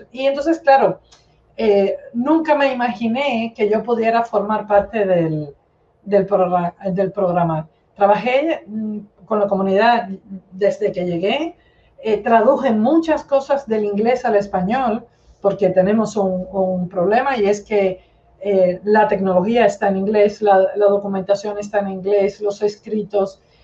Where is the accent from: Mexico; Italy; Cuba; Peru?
Cuba; moved away as an adult; also born or lived in Moscow, Russia; now in Spain; soy cubana de nacimiento, soy cubana y española de adopción. Eh, me crié, viví en Cuba toda la vida